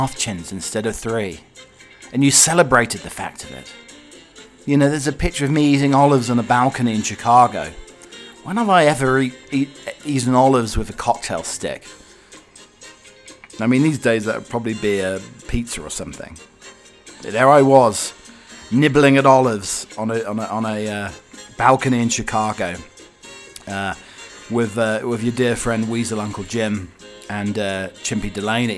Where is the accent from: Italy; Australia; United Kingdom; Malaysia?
United Kingdom; now in Colorado, United States; your British butler